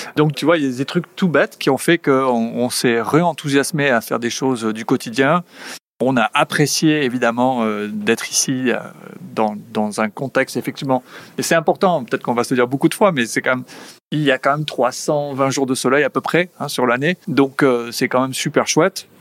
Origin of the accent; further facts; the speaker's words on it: Basque Country, France; moved away as an adult; also born or lived in Spain; now in United States; en tant que bon basque